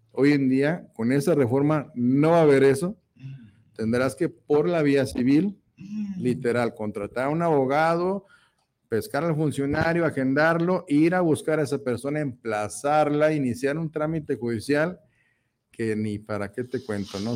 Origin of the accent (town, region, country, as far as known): Mexico